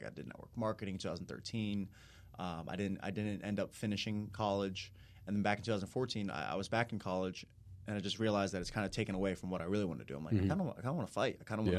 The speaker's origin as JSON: {"language": "English", "town": "Tampa", "region": "Florida", "country": "United States", "tie": "born or raised there", "said": "I grew up in Tampa, Florida. I went to Lakeland for high school, Southeastern University, private Christian college."}